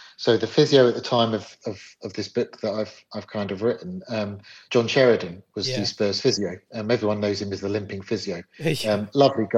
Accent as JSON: {"language": "English", "region": "London", "country": "United Kingdom", "moved": "as an adult", "lives_now": "north of England, United Kingdom", "said": "I'm originally from London. I moved away from London. I moved up north, probably just over 20 years ago."}